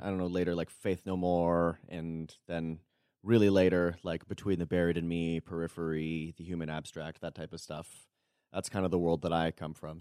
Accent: Toronto, Ontario, Canada; moved away as an adult; now in Berrien Springs, United States; born and raised in Toronto

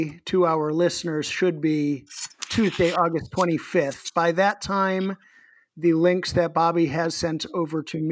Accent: Massachusetts, United States; I come from Massachusetts, but I also once worked at Illegal Seafood

